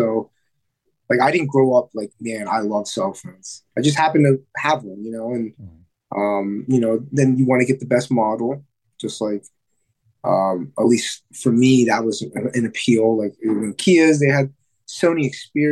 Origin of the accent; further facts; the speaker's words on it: Reading, Pennsylvania, United States; From Reading, Pennsylvania. And that's not too far. It's maybe an hour northwest of Philadelphia